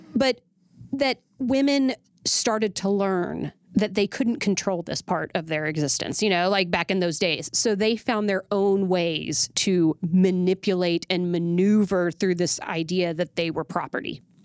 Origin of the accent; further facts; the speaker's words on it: Oklahoma City, Oklahoma, United States; moved away; I was born and raised in Oklahoma City